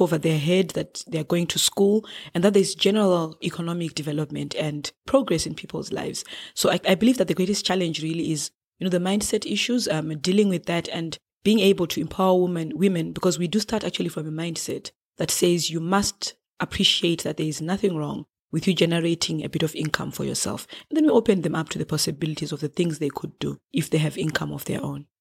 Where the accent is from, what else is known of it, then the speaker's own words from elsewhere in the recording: Harare, Zimbabwe; I'm from Zimbabwe and from the capital city of Harare.